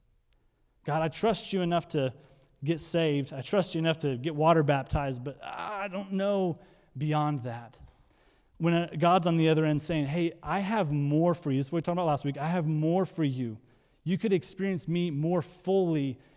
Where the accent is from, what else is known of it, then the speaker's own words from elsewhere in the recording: Iowa, United States; moved away; We're originally from Iowa, so kind of in North Iowa